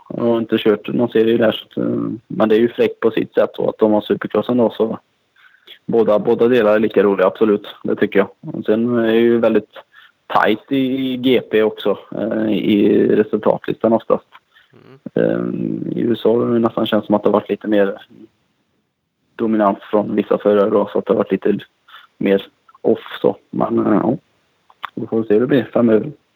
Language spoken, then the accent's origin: Swedish; Kinna, Västra Götaland, Sweden; därifrån jag kommer, här från Kina, det är mycket textil som är ganska känt för det